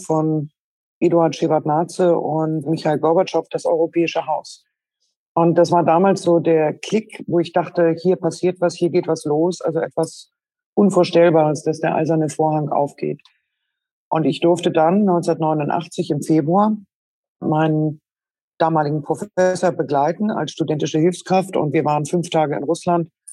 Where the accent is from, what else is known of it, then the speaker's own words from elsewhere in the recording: Schleswig-Holstein, Germany; moved away; also born or lived in Berlin; Ich selbst bin geboren in Schleswig-Holstein, äh, eher landwirtschaftlich geprägt